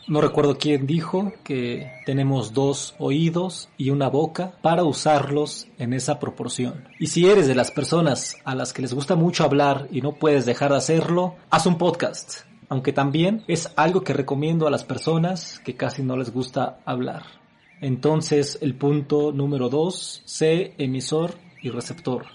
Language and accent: Spanish; Mexico; also born or lived in Mexico City; now in Apango, Mexico; vivir cerca del campus central de la máxima casa de estudios en mi país